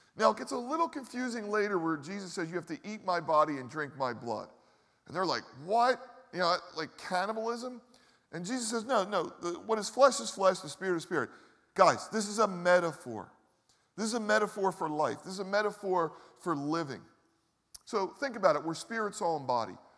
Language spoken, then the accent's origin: English; Philadelphia, Pennsylvania, United States; I grew up in the Northeast